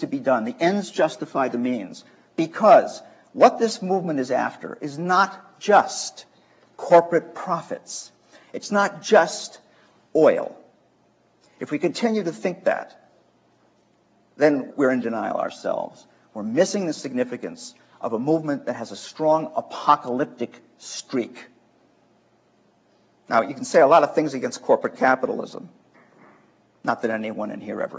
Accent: Chicago, Illinois, United States; I'm from Chicago

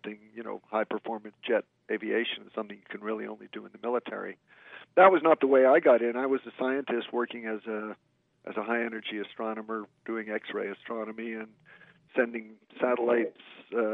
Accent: New York area, United States; I grew up in the New York area

